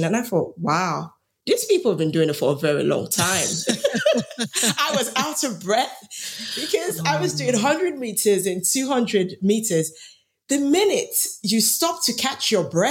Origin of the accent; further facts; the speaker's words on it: Nigeria; moved away; I grew up in Nigeria